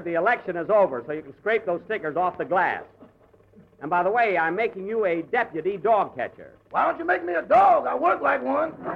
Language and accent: English; Waukegan, Illinois, United States; moved away; my hometown